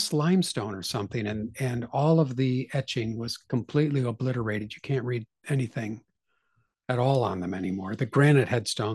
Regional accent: United States; I'm an American

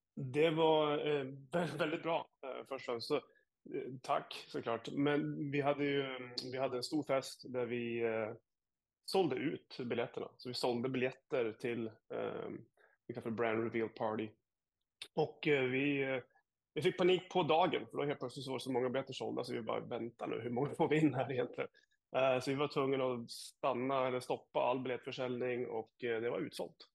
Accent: Jämtland, Sweden; now in Sarasota, United States; som gammal surjämte

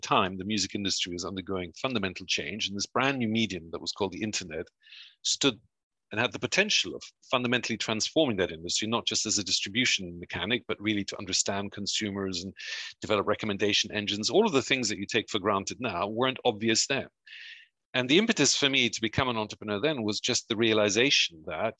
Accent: Belgium; also born or lived in United States / Mexico; now in United Kingdom; Half of my family are German, the other half are Uruguayan, but I was born in the US and I grew up in Belgium and Mexico and then came to the UK.

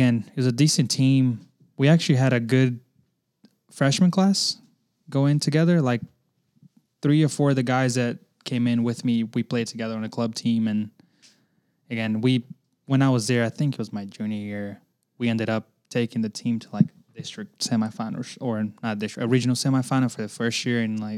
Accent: Belo Horizonte, Minas Gerais, Brazil; now in Chattanooga, United States; Originally from Brazil.

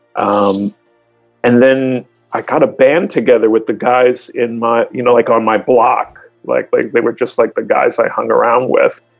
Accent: Long Island, New York, United States; I grew up in Long Island

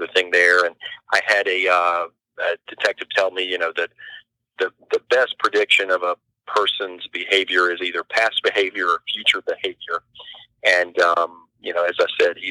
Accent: Hampton Roads area of Virginia, United States; I'm from the Hampton Roads area of Virginia. The coast of Virginia is where I'm originally from, and live there now with my wife and family

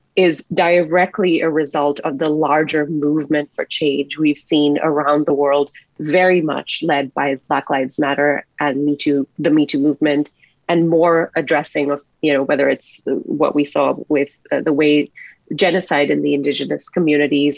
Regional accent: Singapore; now in Canada; I grew up in a fairly conservative household in Singapore as an Indian woman

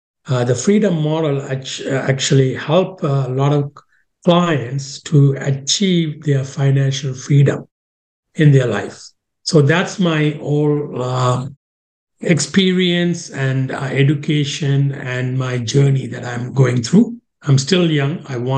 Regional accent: Sri Lanka; now in Canada; I came from Sri Lanka to Canada in 1990.

